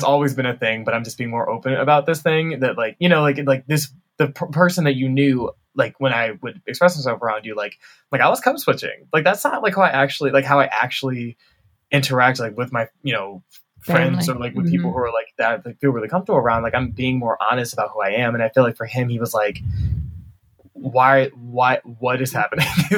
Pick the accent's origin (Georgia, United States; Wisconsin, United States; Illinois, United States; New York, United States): Georgia, United States; Atlanta; moved away as an adult; also born or lived in Chicago; now in Washington, D.C., United States; I grew up in Atlanta, but I went to school in Chicago